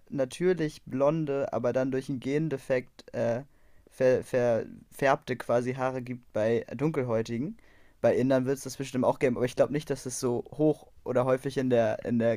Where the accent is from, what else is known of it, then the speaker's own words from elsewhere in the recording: Germany; bei uns äh, zu Hause hatten wir so zwei, also wir war, ist schon sehr, ist schon sehr deutsches Dorf, wo ich herkomme, so, oder die Stadt.